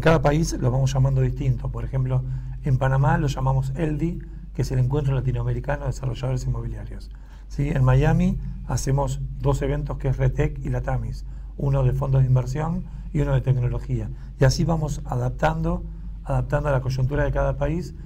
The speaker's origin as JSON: {"language": "Spanish", "region": "Buenos Aires", "country": "Argentina", "said": "nosotros que somos de Buenos Aires"}